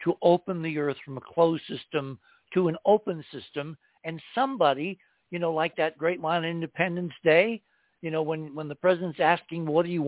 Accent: New England, United States; moved away; I grew up in New England in part

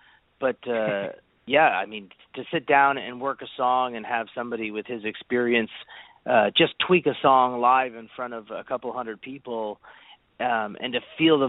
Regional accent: Canada; what we're doing up here as Canadian writers

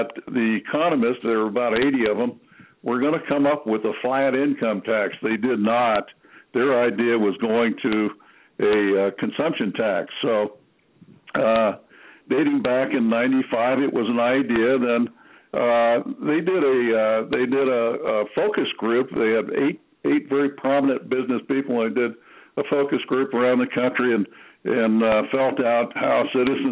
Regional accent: Norwich, Connecticut, United States; I was born in Norwich, Connecticut

